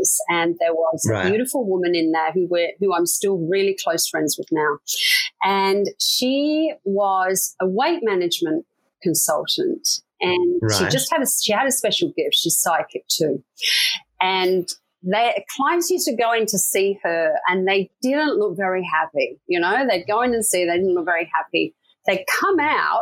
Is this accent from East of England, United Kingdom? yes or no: no; Leicester, East Midlands, United Kingdom; moved away as an adult; I grew up in a city called Leicester in the UK